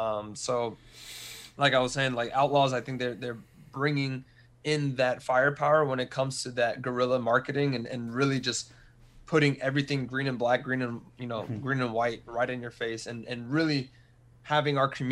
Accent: Texas, United States; also born or lived in Wichita Falls / Austin / San Antonio; But Texas is one of the places that I lived the most and where I was born. So I was born in Wichita Falls, so up north.

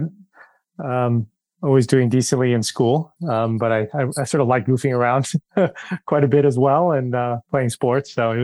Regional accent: Bay Area, California, United States; moved away; also born or lived in New York / Boston; I was born in the Bay Area. My parents were from Taiwan originally, but migrated to the U.S. Pretty early on. And you know, I spent time in the Bay Area and in New York and ended up going to school in Boston.

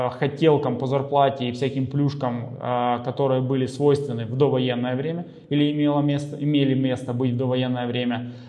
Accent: Ukraine; то, что мы с Украины, в Украине, родственники в Украине

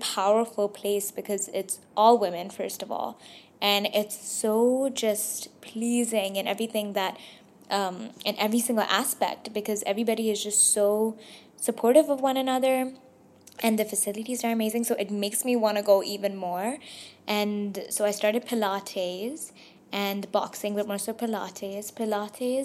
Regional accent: Dubai, United Arab Emirates; I was born and raised in Dubai, but I am Pakistani

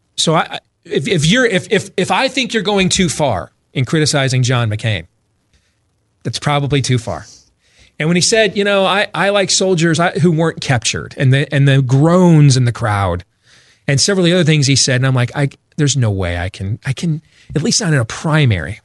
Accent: Grand Rapids, Michigan, United States; now in Des Moines, United States; I grew up in Grand Rapids, Michigan, but I was born in, in, here in Des Moines, Iowa, and that's where I raised my family now

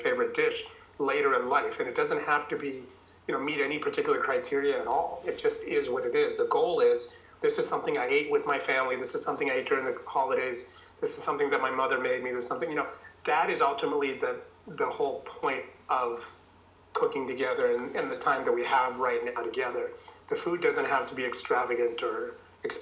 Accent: United States; also born or lived in India; I came to the U.S. when I was 10 from India

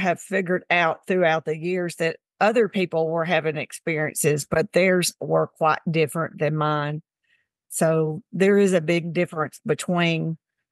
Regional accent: Tennessee, United States; now in Mississippi, United States; I grew up in Tennessee and now I live in Mississippi.

